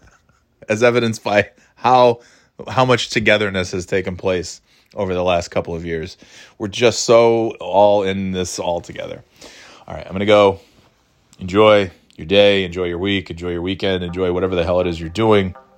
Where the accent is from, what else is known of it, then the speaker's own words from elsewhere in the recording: New York, United States; moved away as an adult; also born or lived in Florida / North Carolina / New England; now in New Hampshire, United States; I'm born and raised in New York.